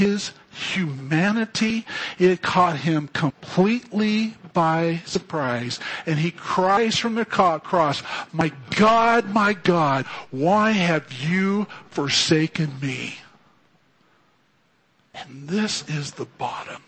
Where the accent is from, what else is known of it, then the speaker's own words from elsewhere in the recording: Fresno, California, United States; I grew up in Fresno